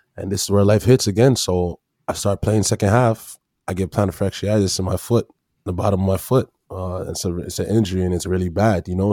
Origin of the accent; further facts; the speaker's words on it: Brampton, Ontario, Canada; also born or lived in Toronto / Tennessee; when I moved to Brampton